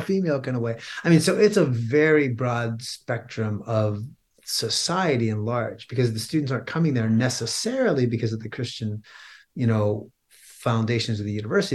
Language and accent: English; Pennsylvania, United States; I was born and raised in Pennsylvania